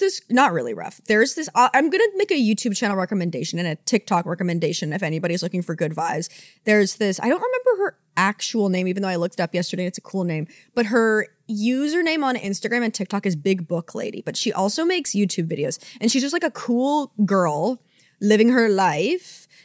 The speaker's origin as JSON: {"language": "English", "country": "Canada", "said": "as a Canadian"}